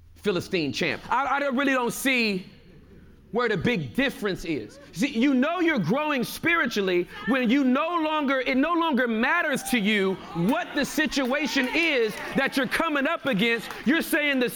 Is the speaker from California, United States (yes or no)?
yes; Inglewood, California, United States; I'm from California. Southern California. Inglewood, California